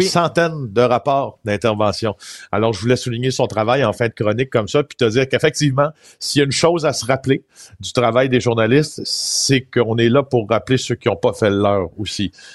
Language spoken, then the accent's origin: French; Témiscamingue, Quebec, Canada; je viens du Témiscamingue, d'accord? Une région que j'adore, euh, qui, où, j'ai eu une, enfance merveilleuse dans la nature